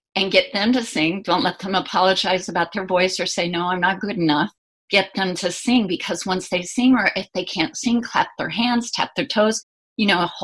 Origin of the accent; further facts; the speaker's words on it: Indiana, United States; back where I grew up in Indiana